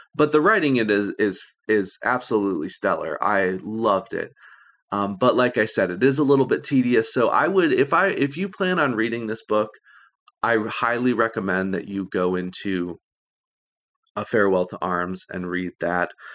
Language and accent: English; Illinois, United States; I'm from Illinois